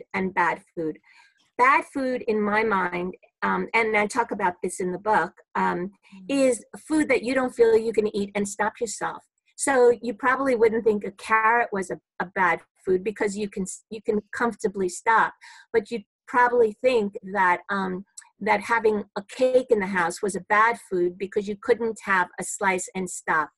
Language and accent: English; New York City, New York, United States; I'm a New Yorker, born and bred in Brooklyn